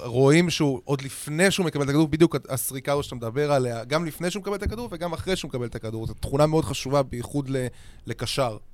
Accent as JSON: {"language": "Hebrew", "country": "Israel"}